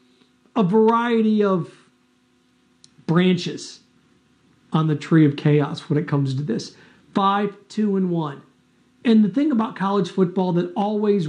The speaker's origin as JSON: {"language": "English", "region": "Midwest", "country": "United States", "tie": "born or raised there", "said": "I grew up in the Midwest. I grew up in Big Ten land"}